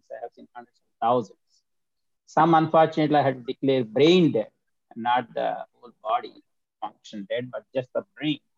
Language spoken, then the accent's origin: English; India; moved away as an adult; now in United States; I am from India and I grew up in India for 25 years and then I came to United States 42 years ago.